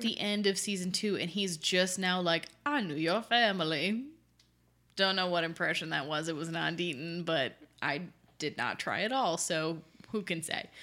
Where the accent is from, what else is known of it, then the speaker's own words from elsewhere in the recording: Michigan, United States; We are from Michigan